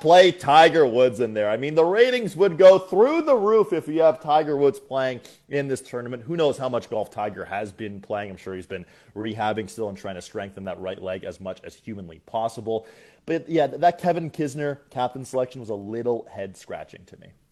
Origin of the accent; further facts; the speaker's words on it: Canada; we're Canadian